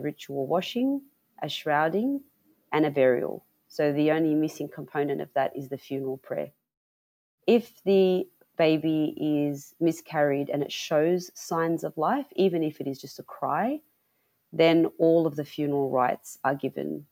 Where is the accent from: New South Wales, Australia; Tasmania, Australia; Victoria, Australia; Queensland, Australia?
New South Wales, Australia; Sydney; I was born and raised in Sydney, New South Wales, by two Lebanese migrant parents